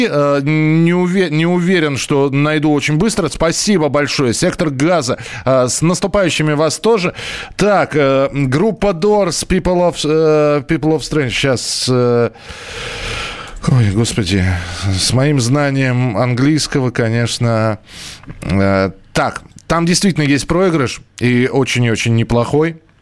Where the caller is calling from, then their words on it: Saratov, Saratov Oblast, Russia; А, здравствуйте … я из Саратова.